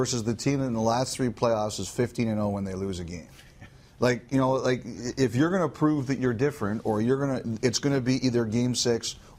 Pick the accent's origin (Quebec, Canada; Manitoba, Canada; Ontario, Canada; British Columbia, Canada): Ontario, Canada; Toronto; I grew up in Toronto.